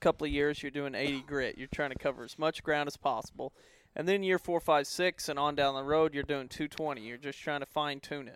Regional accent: the Ozarks, United States; born or raised there

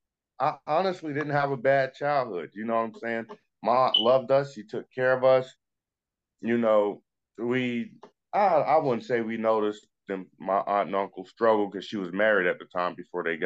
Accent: Dayton, Ohio, United States; also born or lived in Hialeah, Florida; I grew up in Dayton, in Ohio.

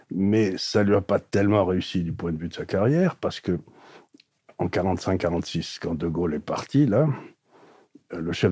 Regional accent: Aleppo, Aleppo Governorate, Syria; born there; Je suis né à Alep en Syrie.

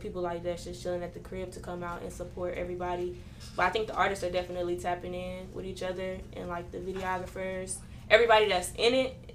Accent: Killeen, Texas, United States; also born or lived in Baton Rouge, Louisiana; I'm from Killeen, Texas, 254, like I said, if you ain't know. But yeah, I was born in Baton Rouge, Louisiana

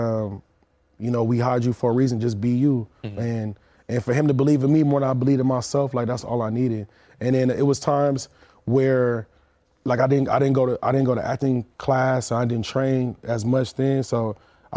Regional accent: California, United States; I'm from out here

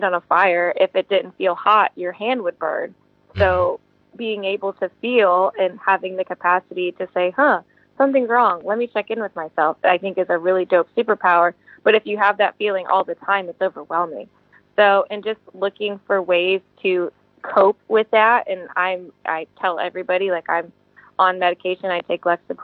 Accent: Manassas, Virginia, United States; also born or lived in Charlottesville, Virginia; now in California, United States; I am from Manassas, Virginia. That's where I grew up predominantly in my youth.

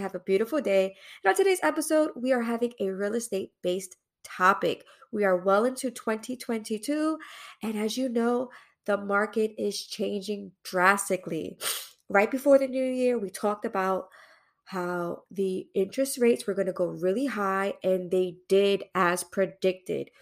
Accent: New York City, New York, United States; I'm from Brooklyn East New York

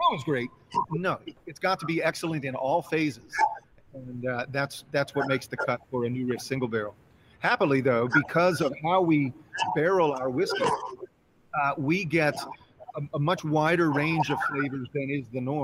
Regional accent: Cincinnati, Ohio, United States; It's my hometown, you know, Cincinnati.

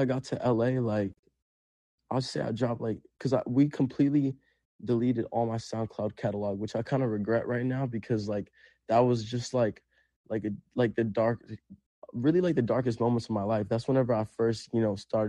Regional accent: Puerto Rico; first language Spanish; English is a second language; now in Los Angeles, United States; I grew up in Puerto Rico. Like, we were homeless.

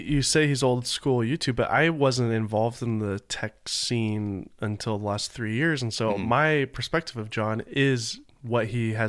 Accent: Nashville, Tennessee, United States; moved away; also born or lived in Laguna Niguel; But like back home, I'm from Nashville.

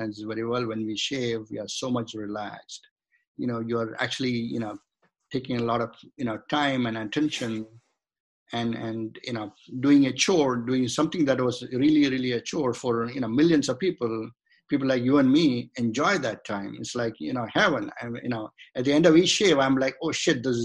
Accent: India; moved away as an adult; now in United States; So I was born in India. I grew up in India. Then I came to the United States as a student, and then I just remained here.

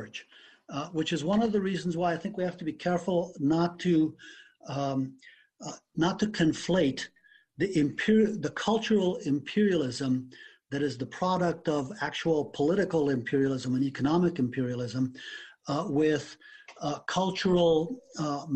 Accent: Afghanistan; moved away; I was born and raised in Afghanistan.

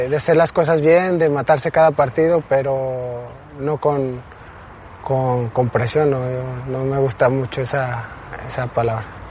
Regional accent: Mexico; como mexicanos

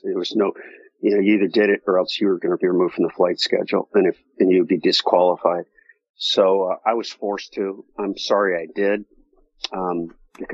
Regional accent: United States; I'm from the United States

